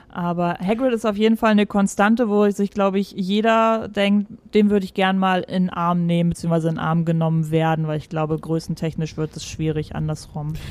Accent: Saxony, Germany; now in Hamburg, Germany; wohne, also weit weg von Sachsen.

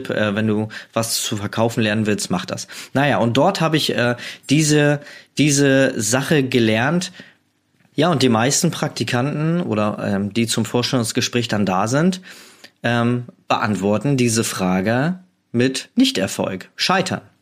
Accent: Hamburg, Germany; Also ich komme aus Hamburg und habe da sehr oft äh, meine Zeit am Hamburger Flughafen verbracht

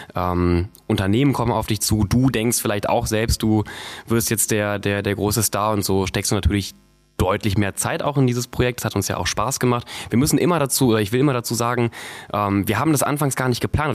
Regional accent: Viersen district, North Rhine-Westphalia, Germany; moved away as an adult; also born or lived in Duisburg / Cologne; now in Berlin, Germany; ich wurde in Duisburg geboren und bin im Rheinland aufgewachsen. Im Kreis Viersen

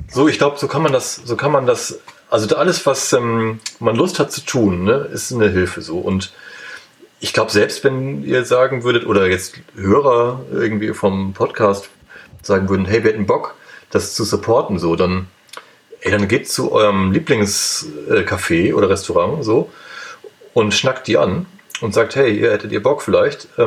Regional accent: Lower Saxony, Germany; Also ich habe irgendwie, ich bin in, Osnab in der Nähe von Osnabrück zur Schule gegangen.

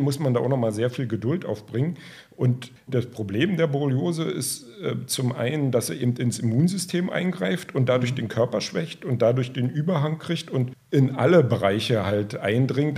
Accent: Strausberg, Brandenburg, Germany; selber komme ich aus Strausberg

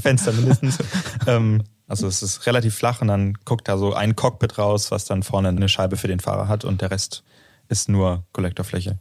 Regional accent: Northern Germany, Germany; now in Aachen, Germany; Ich komme aus dem Norden von Deutschland

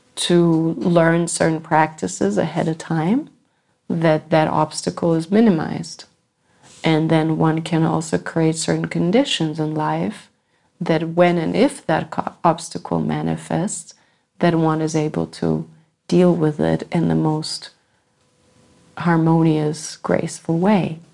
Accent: United States; I come from America

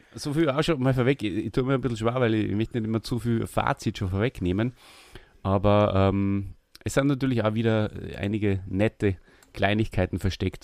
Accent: Austria; wir als Österreicher

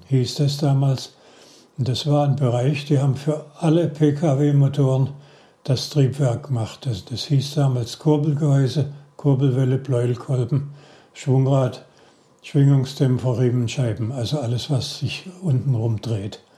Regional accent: Heilbronn district, Baden-Württemberg, Germany; also born or lived in Stuttgart / Koblenz; Ich bin in Stuttgart geboren, im Kreis Heilbronn aufgewachsen war in Heilbronn auf dem Gymnasium

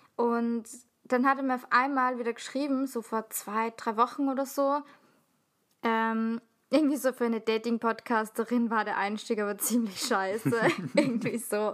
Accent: Salzburg, Austria; ich komme aus Salzburg

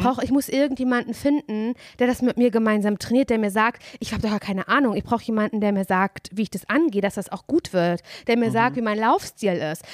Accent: Parchim, Mecklenburg-Vorpommern, Germany; moved away; Simon und ich, wir sind ja beide in Mecklenburg-Vorpommern aufgewachsen

